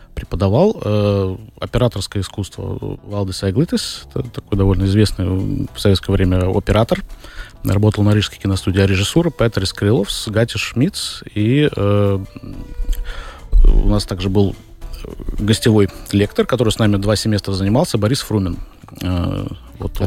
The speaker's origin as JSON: {"language": "Russian", "region": "Riga", "country": "Latvia", "tie": "born or raised there", "said": "родился в Риге, в Латвии."}